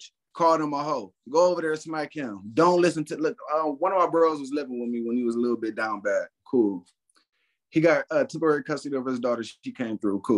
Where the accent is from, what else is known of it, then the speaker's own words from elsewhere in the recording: San Bernardino, California, United States; now in Cleveland, United States; I'm from California, San Bernardino. So, you know, I was raised around gang bangers